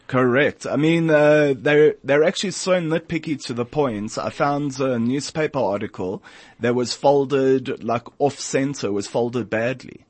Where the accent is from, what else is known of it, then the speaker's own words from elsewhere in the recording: South Africa; as a South African, as a Jew, and as an African